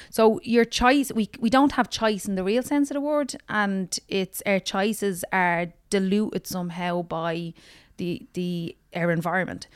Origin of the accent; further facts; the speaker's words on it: Dublin, Leinster, Ireland; also born or lived in Ballymun; I'm from Tala West